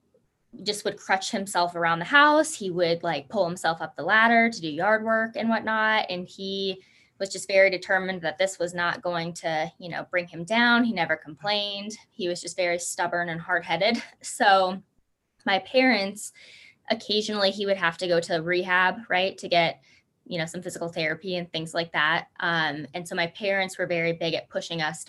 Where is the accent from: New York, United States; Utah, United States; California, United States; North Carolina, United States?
Utah, United States; Logan; now in Salt Lake City, United States; I grew up in Logan, Utah